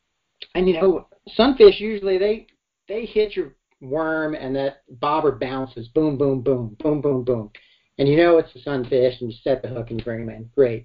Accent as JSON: {"language": "English", "region": "Alabama", "country": "United States", "tie": "born there", "said": "So I was born in Alabama and started fishing when I was probably about 2 or 3 years old, catching bluegill and brim, as they call them in the South."}